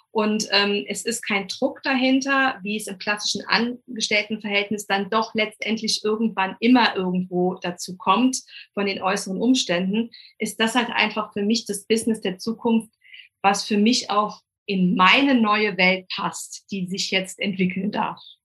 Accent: Rhineland-Palatinate, Germany; komme von der coolsten Weinregion, nämlich der schönen Mosel.

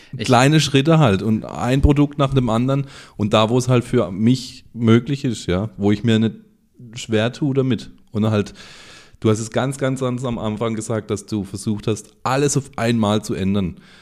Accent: Germany; bei uns in Deutschland

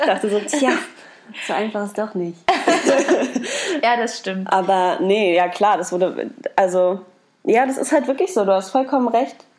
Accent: Berlin, Germany; Dann sage ich ja halt nur aus Berlin

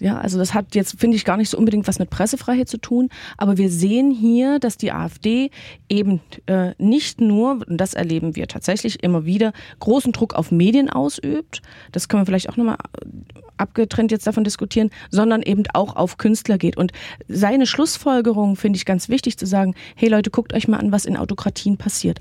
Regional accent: Saxony, Germany; accent: Sächsisch; mir als geborene Sächsin

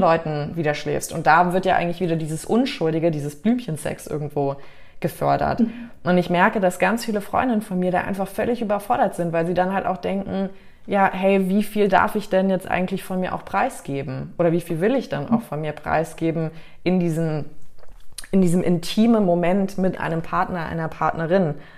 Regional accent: United States; moved away; also born or lived in Canada / Mallorca, Spain / Germany; weil ich bin ja in Amerika aufgewachsen, war jetzt lange in Kanada

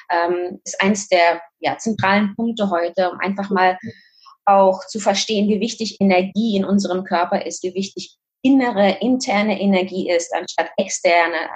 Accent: Kazakhstan; moved away; Und ähm, wie gesagt, also ich komme aus Kasachstan, äh, dementsprechend durfte ich ein bisschen eine andere Welt kennenlernen. Das ist jetzt äh, über 30 Jahre her.

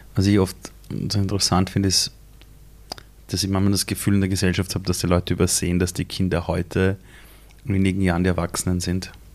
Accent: Vienna, Austria; also born or lived in Iran; ich bin in Simmering aufgewachsen, in einer Siedlung

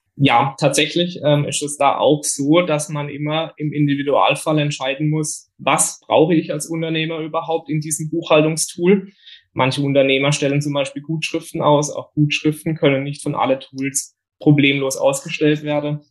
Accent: Bietigheim, Baden-Württemberg, Germany; komme aus dem Biedigheim nahe Karlsruhe und bin 30 Jahre alt

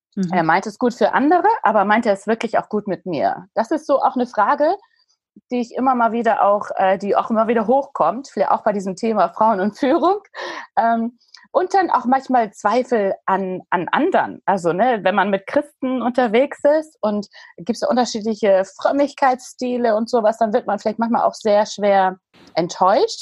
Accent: Hamburg, Germany; Ich bin ein richtiges Hamburger Dern

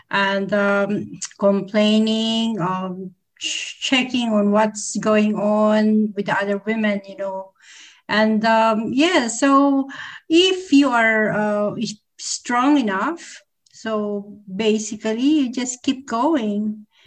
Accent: Philippines; English is a second language; also born or lived in UAE / Australia; now in Dubai, United Arab Emirates; I'm originally from Philippines, and then uh

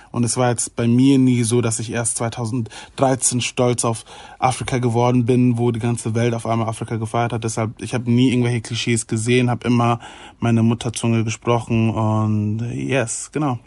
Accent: Germany; mit Deutsch natürlich, weil ich in Deutschland geboren wurde und weil ich hier mein ganzes Leben schon lebe

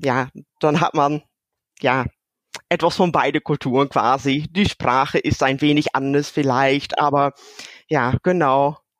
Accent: near Hulst, Zeelandic Flanders, Netherlands; German is a second language; moved away as an adult; now in Germany; wo ich herkomme, ich komme aus der Nähe von Höchst, das sagt keiner was.

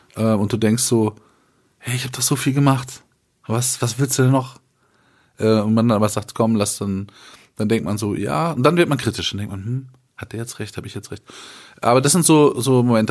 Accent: Germany; wir so als Deutsche

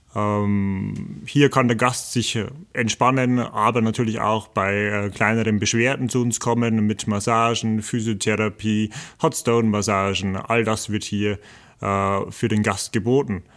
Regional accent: the region around the Bayerwaldhof, Bavaria, Germany; ich komme aus der Region hier, ich weiß, und ich kenne den Bayerwaldhof schon äh, seit meiner kleinen Kindheit

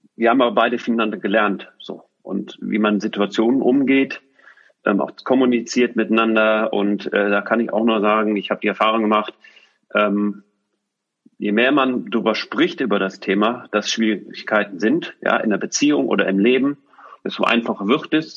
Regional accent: Düsseldorf, North Rhine-Westphalia, Germany; moved away as an adult; also born or lived in Switzerland / Bonn / Cologne; wir ziehen nach Düsseldorf. Das heißt, in meine Heimat

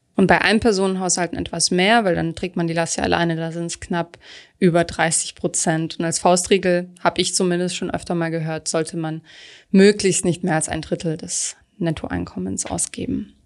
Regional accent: Stuttgart, Baden-Württemberg, Germany; Stuttgart meiner Heimat

